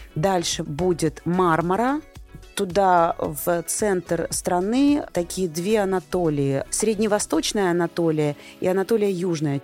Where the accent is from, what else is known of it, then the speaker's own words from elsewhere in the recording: Rostov-on-Don, Rostov Oblast, Russia; я просто из Ростова